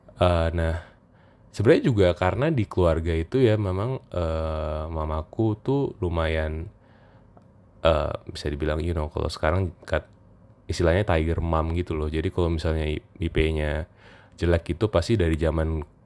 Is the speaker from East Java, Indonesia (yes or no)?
no; Jakarta, Indonesia; moved away as an adult; also born or lived in Yogyakarta; saya kebetulan asalnya dari Jakarta